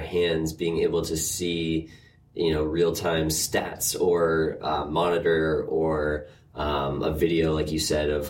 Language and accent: English; Andover, Massachusetts, United States; Andover, Mass.